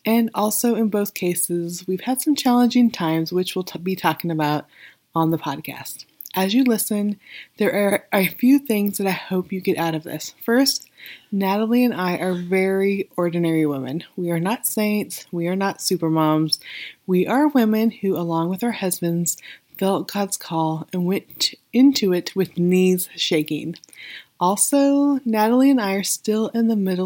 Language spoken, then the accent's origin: English; Weed, California, United States; also born or lived in Redding, California; I grew up in Weed, which is not far from Reading